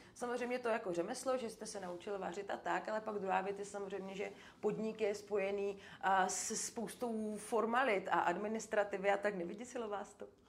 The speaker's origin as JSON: {"language": "Czech", "region": "Moravia", "country": "Czechia", "tie": "born or raised there", "said": "jsem z Moravy."}